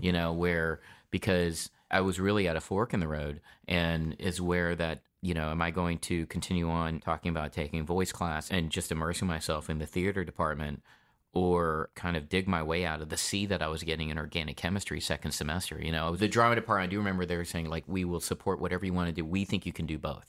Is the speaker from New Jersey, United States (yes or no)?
no; North Carolina, United States; also born or lived in Detroit, Michigan; I was born in Detroit, Michigan, and I moved to North Carolina when I was four years old.